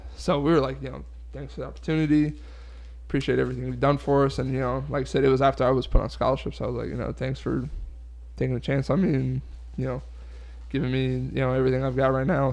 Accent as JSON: {"language": "English", "town": "Delray Beach", "region": "Florida", "country": "United States", "tie": "born or raised there", "moved": "yes", "said": "I'm from South Florida, so I grew up Dolphin fan, Heat fan"}